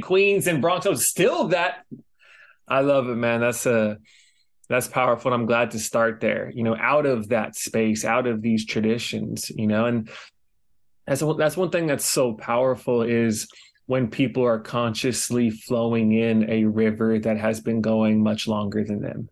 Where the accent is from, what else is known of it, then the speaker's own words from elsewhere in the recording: Los Angeles, California, United States; moved away as an adult; also born or lived in New York City; now in Hawaii, United States; I grew up in Los Angeles. I spent some time in New York City and now I'm in Hawaii